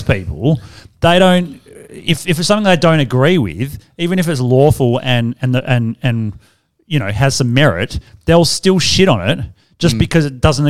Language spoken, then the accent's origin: English; Australia; we're Australian.